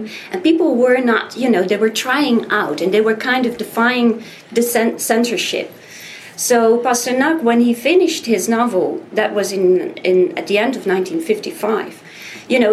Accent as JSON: {"language": "English", "country": "Netherlands", "said": "I'm from the Netherlands. I was born after the Second World War"}